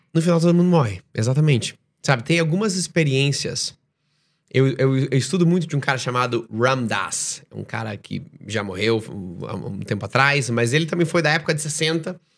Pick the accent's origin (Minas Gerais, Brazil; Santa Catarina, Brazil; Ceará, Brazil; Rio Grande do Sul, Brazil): Santa Catarina, Brazil; Joinville; moved away as an adult; also born or lived in Estonia / Dubai; eu sou de Joinville, Santa Catarina